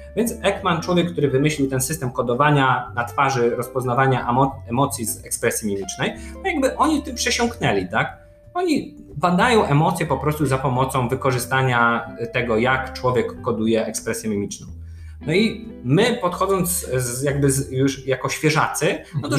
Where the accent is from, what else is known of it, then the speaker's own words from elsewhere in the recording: Poland; jestem jakimś doktorantem z Polski